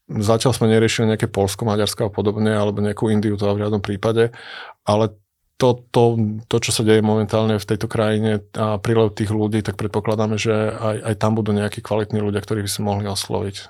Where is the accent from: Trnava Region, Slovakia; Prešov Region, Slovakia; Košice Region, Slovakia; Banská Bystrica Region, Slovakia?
Prešov Region, Slovakia; Bardejov; also born or lived in Bratislava; aj ja aj Miro sme z Bardiova